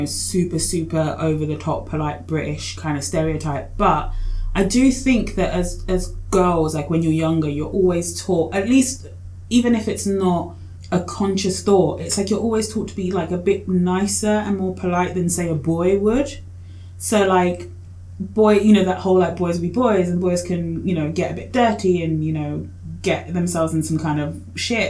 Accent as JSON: {"language": "English", "country": "Australia", "tie": "born or raised there", "also_born_or_lived": "Kenya", "said": "I grew up mostly here, but I was born in Kenya. So I spent a few years when I was a kid in Kenya"}